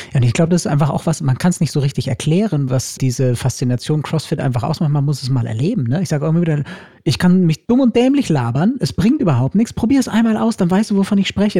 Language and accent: German; Germany; bei uns in Deutschland